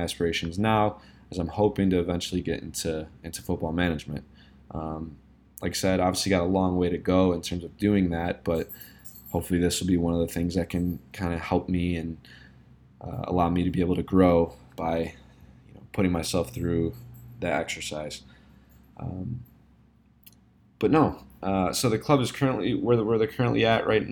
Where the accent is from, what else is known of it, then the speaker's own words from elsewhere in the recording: Chicago, Illinois, United States; also born or lived in Bournemouth, England; I was born and raised in Chicago